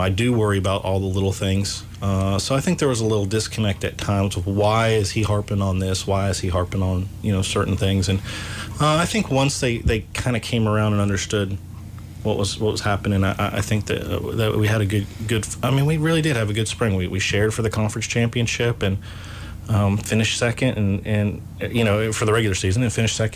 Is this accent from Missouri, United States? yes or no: no; Ohio, United States; now in Kentucky, United States; I'm from Ohio originally, but I've been in Kentucky, since 98.